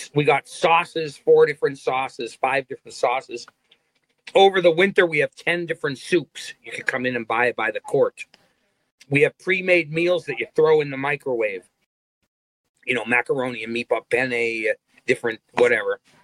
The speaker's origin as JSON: {"language": "English", "town": "Hazleton", "region": "Pennsylvania", "country": "United States", "also_born_or_lived": "Nashville, Tennessee", "moved": "as an adult", "said": "I was from Hazleton"}